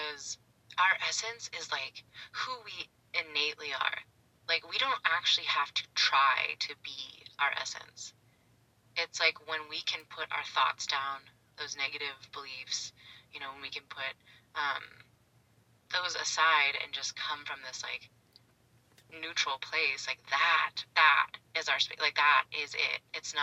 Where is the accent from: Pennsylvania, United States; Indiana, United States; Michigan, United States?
Pennsylvania, United States; Pittsburgh; moved away as an adult; now in San Diego, United States